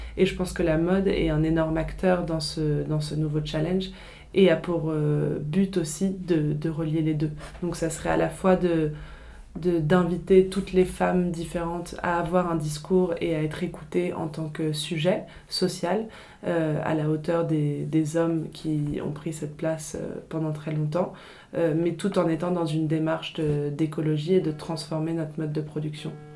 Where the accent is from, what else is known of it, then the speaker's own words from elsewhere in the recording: Paris, Île-de-France, France; also born or lived in England / Italy; je suis née et j'ai grandi euh, à Paris